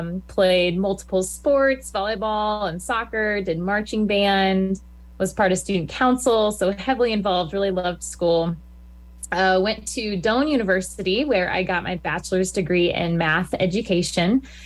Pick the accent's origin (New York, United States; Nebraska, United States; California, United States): Nebraska, United States; Lincoln; I was born in Lincoln, born and raised, have always been here, and so I love Lincoln. I went to Beatty Elementary School, then Scott Middle School, and then Lincoln High. So I'm a Lincoln High link.